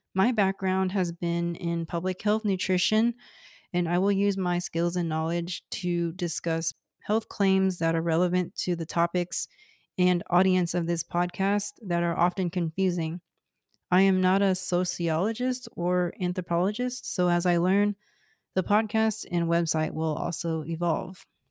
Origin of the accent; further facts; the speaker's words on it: Houston, Texas, United States; first language Cantonese; English is a second language; I'm from Houston, Texas, one of the most ethnically and racially diverse places in the world